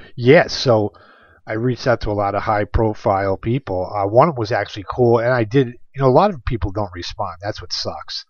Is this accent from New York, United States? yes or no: yes; New York, United States; my home state of New York